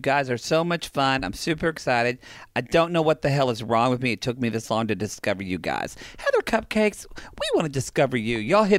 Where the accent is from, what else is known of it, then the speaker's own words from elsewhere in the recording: Oklahoma, United States; now in Los Angeles, United States; I grew up in Oklahoma.